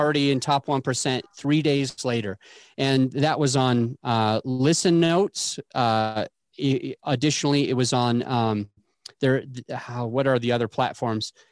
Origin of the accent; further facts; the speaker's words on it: Utah, United States; I grew up in Utah